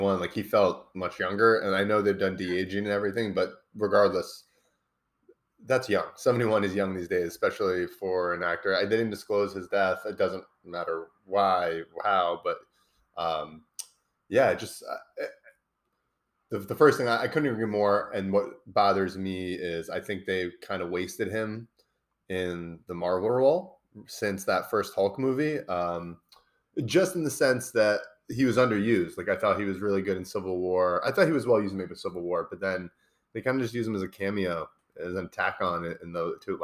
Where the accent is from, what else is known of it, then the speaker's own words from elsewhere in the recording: United States; I'm half Irish, which I've learned the Irish really hate when you claim that as an American